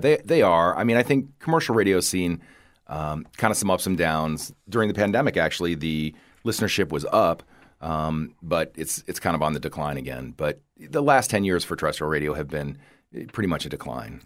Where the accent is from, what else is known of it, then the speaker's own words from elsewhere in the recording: Toledo, Ohio, United States; now in Southwest Florida, United States; growing up in the Rust Belt